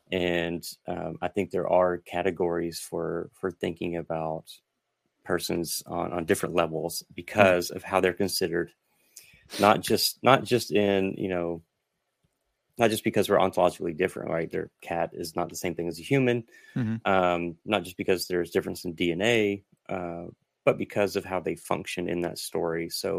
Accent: the South, United States; So I'm Southerner. So I'll just blame it on being Southern.

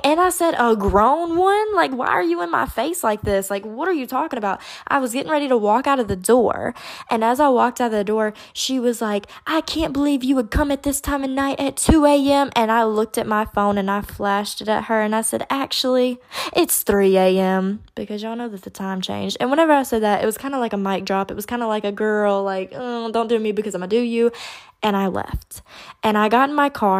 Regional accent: Baton Rouge, Louisiana, United States; I'm from Baton Rouge.

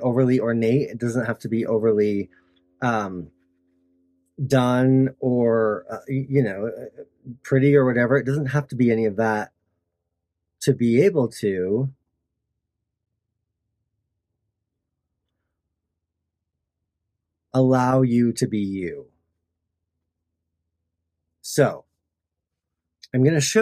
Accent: Tooele, Utah, United States; my hometown in Tooele

